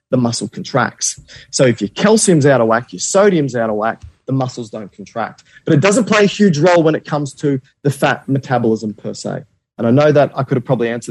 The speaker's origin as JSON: {"language": "English", "country": "Australia", "said": "I'm Australian"}